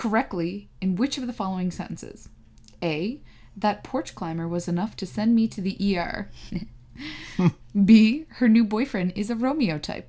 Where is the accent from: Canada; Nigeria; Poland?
Canada; we're Canadian.